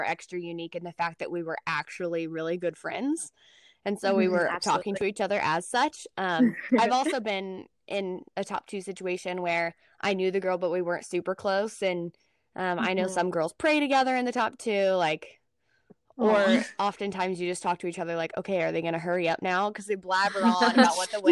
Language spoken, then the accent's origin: English; Nebraska, United States; moved away as an adult; also born or lived in Texas / Oklahoma City; I'm from Nebraska.